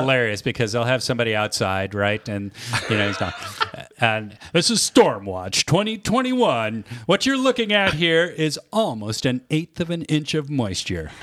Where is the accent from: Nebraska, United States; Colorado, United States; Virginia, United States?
Colorado, United States; Denver; moved away; growing up in Colorado